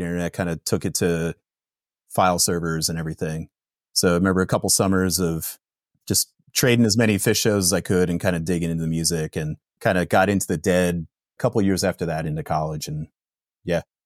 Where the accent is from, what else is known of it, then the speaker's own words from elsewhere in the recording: Pennsylvania, United States; growing up in Pennsylvania in the late nineties